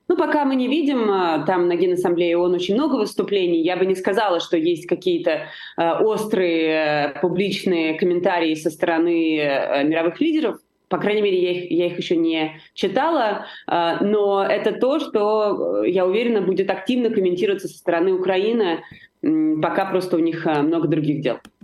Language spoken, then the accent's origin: Russian; Georgia; я понимаю это как грузинка, э, как э, представитель нации, которая очень пострадала от сепаратизма